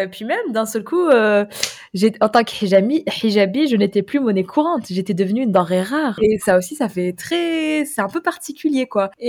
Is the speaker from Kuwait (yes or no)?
yes; Kuwait; moved away as an adult; now in France; donc moi j'ai grandi dans un pays arabe du Moyen-Orient